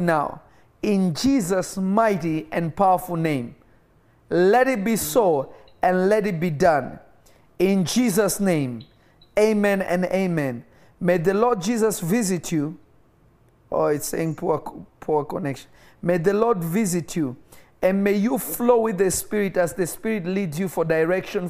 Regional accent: Nairobi, Kenya; moved away; Kenya is literally my first home because I was not born in my native country and I grew up in Kenya.

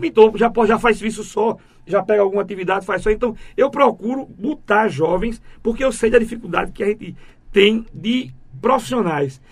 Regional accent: Itambé, Pernambuco, Brazil; also born or lived in Goiana / Pedra de Fogo, Paraíba; eu nasci em Goiânia, fui registrado em Pedra de Fogo, na rua 1 de Janeiro

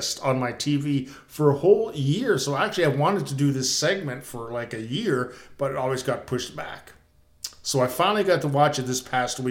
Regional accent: Canada; being Canadian

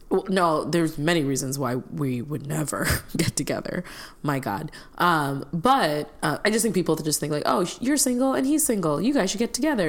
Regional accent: Illinois, United States; moved away; my home state of Illinois

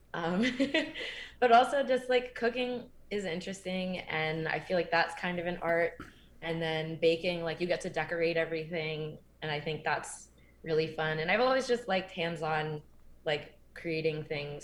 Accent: Windsor, Connecticut, United States; also born or lived in Maryland; I grew up in Connecticut. Um, so I moved there in fourth grade

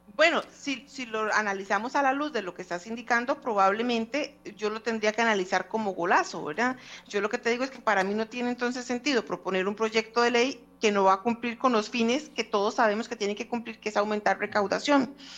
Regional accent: Costa Rica; como costarricenses

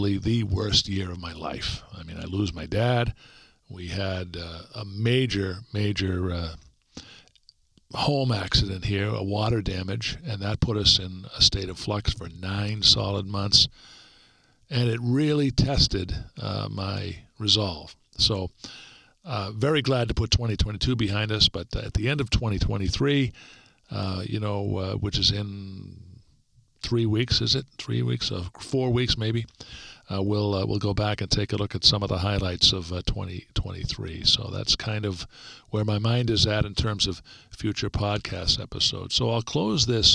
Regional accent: Stoughton, Massachusetts, United States; In the hometown I grew up in, Stoughton, Mass

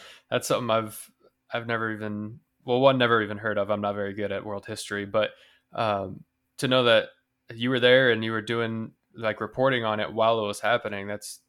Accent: United States; growing up in America

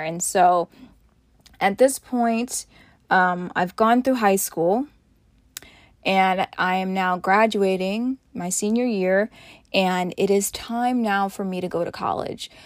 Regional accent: Montclair, New Jersey, United States; also born or lived in Boston; my hometown of Montclair, New Jersey

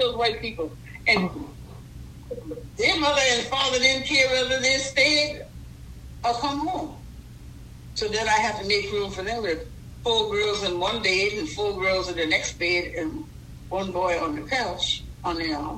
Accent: Edisto Island, South Carolina, United States; growing up on Edisto as a young girl.

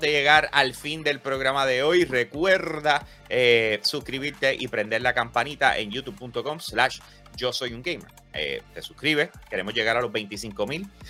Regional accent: Puerto Rico; yo soy de Puerto Rico

